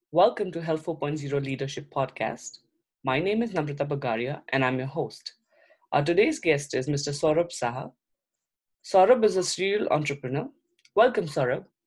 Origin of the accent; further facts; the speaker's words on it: India; I'm also from India